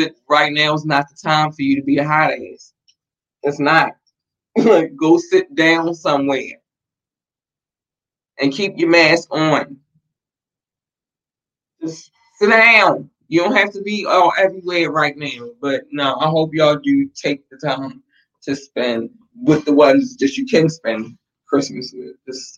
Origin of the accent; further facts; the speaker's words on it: United States; We got the United States, and it's always love for my home country. I haven't been to another country yet